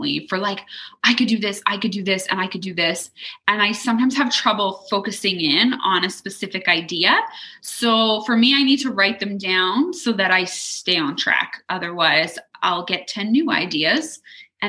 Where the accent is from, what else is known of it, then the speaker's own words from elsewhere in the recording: Leduc, Alberta, Canada; also born or lived in Edmonton; we moved from Edmonton back to Leduc